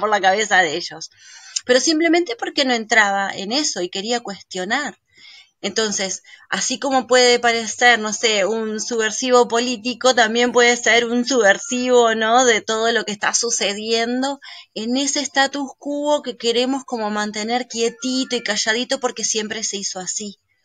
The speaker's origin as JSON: {"language": "Spanish", "country": "Uruguay", "tie": "born or raised there", "said": "yo soy uruguaya, Uruguay es un país laico, pero fui a un colegio de monjas en ese 16 años de mi vida"}